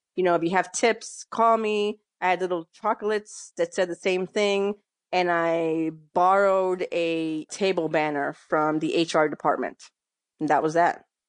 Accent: New York City, New York, United States; moved away as an adult; also born or lived in Massachusetts / Connecticut; now in Philadelphia, United States; I grew up in New York, mostly in the Bronx

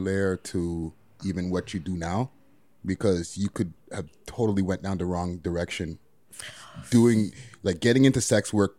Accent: Montreal, Quebec, Canada; now in Toronto, Canada; I'm from Montreal.

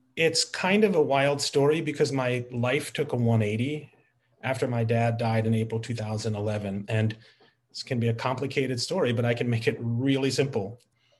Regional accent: United States; also born or lived in New York / New Jersey; all of my life growing up in New York and then New Jersey

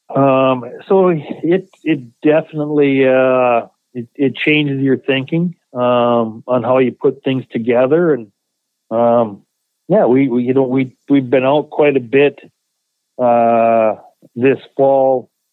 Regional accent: Minot, North Dakota, United States; moved away; my hometown in Minot, North Dakota

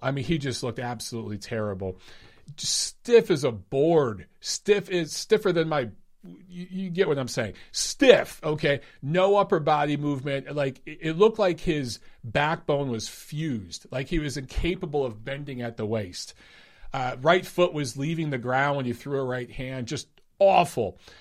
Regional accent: Detroit, Michigan, United States; You guys know that's my hometown

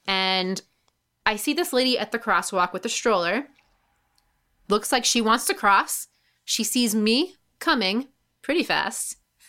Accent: New York, United States; Because I'm getting pretty good at being a New Yorker now, even though I've lived here all my life.

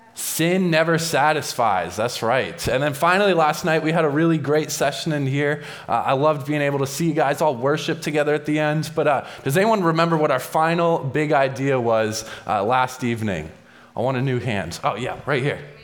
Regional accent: New England, United States; I grew up in the New England area and I loved skiing

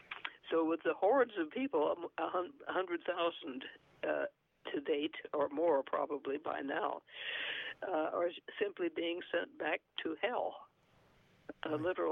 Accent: New Mexico, United States; born there; and I was born in New Mexico, and yes. New Mexico is also, I think, at least probably 60% Hispanic.

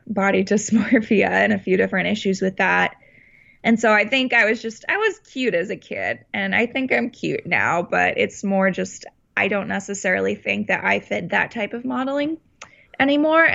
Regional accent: Parkland, Florida, United States; also born or lived in Texas, United States; now in Los Angeles, United States; we moved to Florida. And now I'm in California

